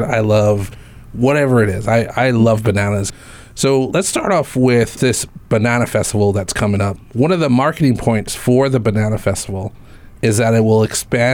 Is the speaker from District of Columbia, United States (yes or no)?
no; Hawaii, United States; Growing up in Hawaii